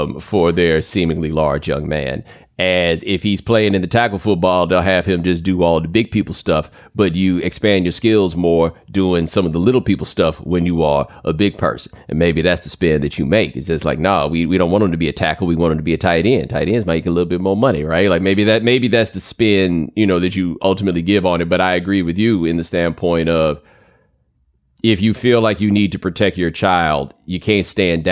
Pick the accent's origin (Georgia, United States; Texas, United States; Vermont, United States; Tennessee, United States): Texas, United States; I grew up in Texas